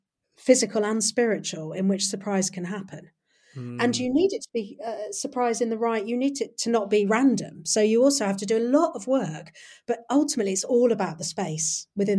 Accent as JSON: {"language": "English", "town": "Nottingham", "region": "East Midlands", "country": "United Kingdom", "tie": "born or raised there", "said": "I grew up in Nottingham"}